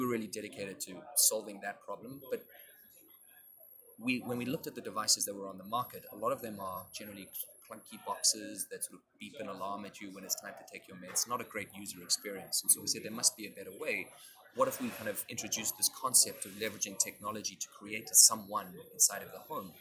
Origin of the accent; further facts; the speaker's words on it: South Africa; now in Boston, United States; I was born and raised in South Africa